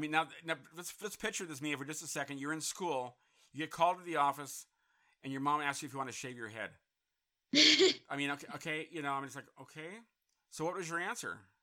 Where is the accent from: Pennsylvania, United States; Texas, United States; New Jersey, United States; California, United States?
California, United States; Santa Clarita; my hometown of Santa Clarita